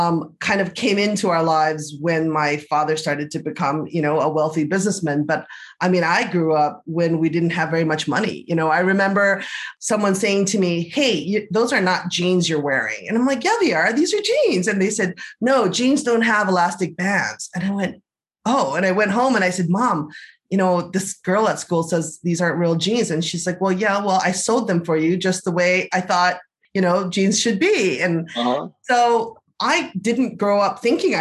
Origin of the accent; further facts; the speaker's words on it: Honolulu, Hawaii, United States; moved away as an adult; I grew up in Honolulu, left Hawaii to go to college on the mainland